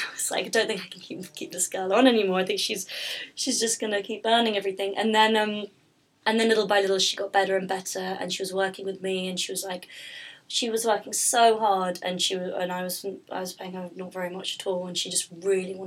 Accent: London, United Kingdom; I'm from London

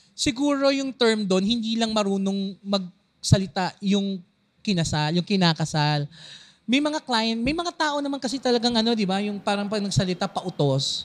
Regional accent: Quezon City, Metro Manila, Philippines; taga Navaliches ako

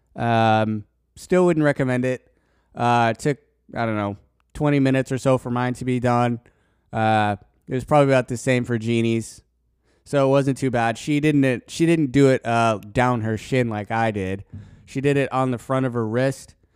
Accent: Colorado, United States; I'm from Colorado

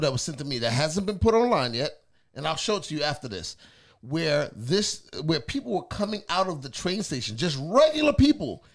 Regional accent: New York, United States; now in Atlanta, United States; as a New Yorker

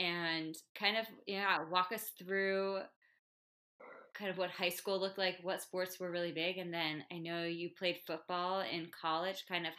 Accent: New Jersey, United States; now in Denver, United States; I grew up 20 minutes west of the George Washington Bridge.

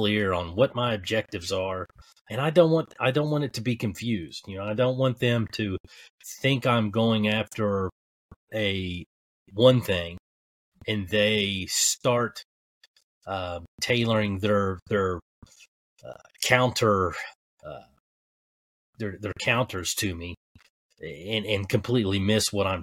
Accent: Kentucky, United States; I'm a hillbilly from Kentucky

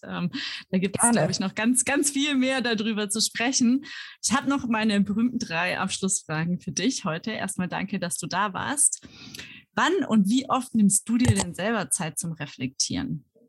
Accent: Germany; moved away; wie deutsch bin ich eigentlich

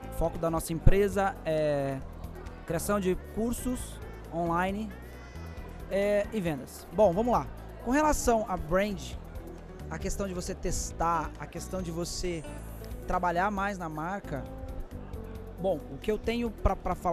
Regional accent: Rio de Janeiro, Brazil; now in São Paulo, Brazil; Sou carioca, mas estou aqui em São Paulo gerenciando essa rede.

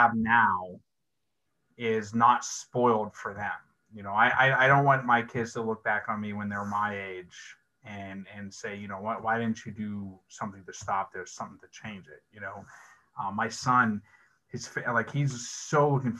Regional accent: Pittsburgh, Pennsylvania, United States; I grew up in Pittsburgh

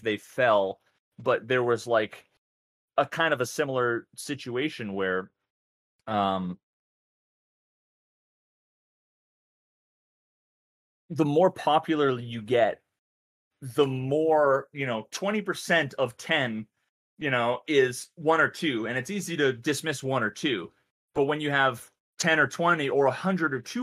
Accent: New England, United States; I'm from New England

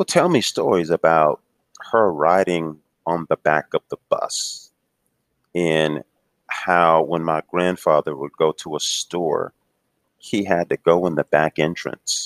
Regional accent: Houston, Texas, United States; moved away; I grew up in Houston, actually

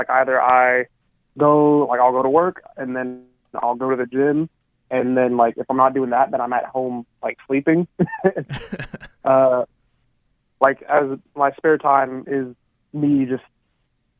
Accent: Palmdale, California, United States; moved away as an adult; also born or lived in Illinois; now in Indiana, United States; So I grew up in Southern California. I grew up in a town called Palmdale

